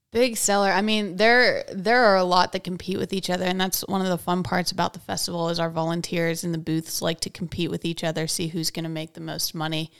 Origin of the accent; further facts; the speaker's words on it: Hickory, Pennsylvania, United States; also born or lived in Wake Forest; I grew up here in Hickory